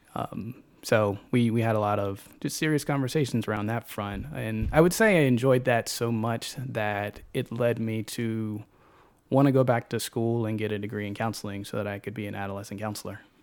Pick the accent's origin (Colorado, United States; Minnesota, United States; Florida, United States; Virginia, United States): Virginia, United States; Chesterfield; also born or lived in Highland Park; born and raised in Chesterfield, um, elementary, middle, high school out there, and graduated from Monacan High School